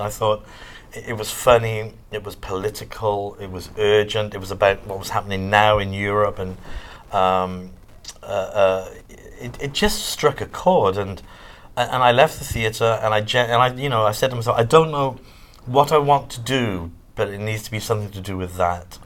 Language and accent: English; South Wales, United Kingdom; moved away; also born or lived in Manchester; I grew up in South Wales.